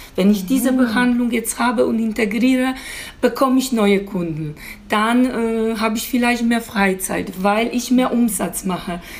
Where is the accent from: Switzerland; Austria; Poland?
Poland; German is a second language; moved away as an adult; now in Germany; ich komme aus Polen ursprünglich und ich bin vor, äh, bin vor knapp 17 Jahren hier nach Deutschland gekommen